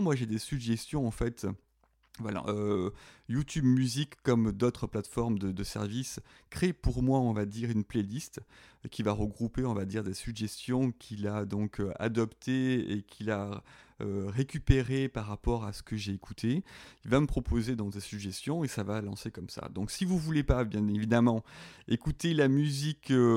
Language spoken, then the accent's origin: French; southern France, France; accent: southern (petit accent du sud); je suis dans le sud, hein, vous l'avez peut-être reconnu avec mon petit accent